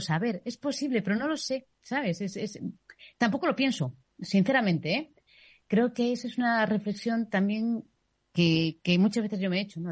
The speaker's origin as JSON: {"language": "Spanish", "region": "Galicia", "country": "Spain", "moved": "yes", "said": "soy gallega y he vivido un matriarcado."}